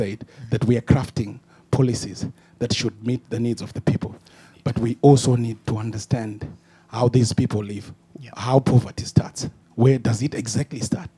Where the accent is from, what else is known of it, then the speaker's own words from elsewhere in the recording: Zimbabwe; now in Scotland, United Kingdom; I'm from Zimbabwe